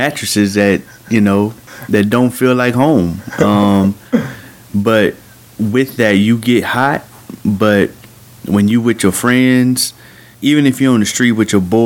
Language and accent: English; Bartlesville, Oklahoma, United States; moved away as an adult; now in Golden, Missouri, United States; I'm from Bartlesville, Oklahoma